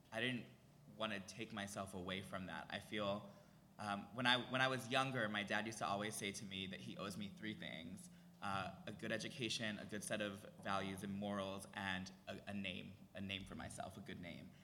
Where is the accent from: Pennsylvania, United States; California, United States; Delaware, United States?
Pennsylvania, United States; Cheltenham; grew up in Philly. I grew up outside the city in a little town called Cheltenham